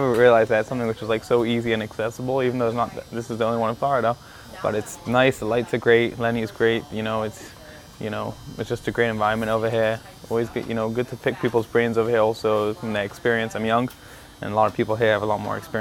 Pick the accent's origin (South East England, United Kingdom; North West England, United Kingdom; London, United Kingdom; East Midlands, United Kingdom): London, United Kingdom; now in Miami, United States; I grew up playing soccer. I'm from London originally, England